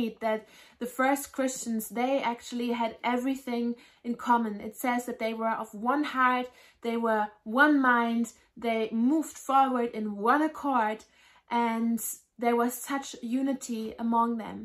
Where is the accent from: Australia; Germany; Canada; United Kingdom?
Germany; I grew up in Germany